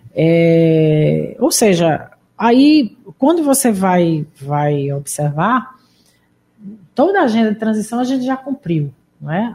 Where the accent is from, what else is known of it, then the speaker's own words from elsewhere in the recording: Pernambuco, Brazil; moved away; estou aqui na minha terra.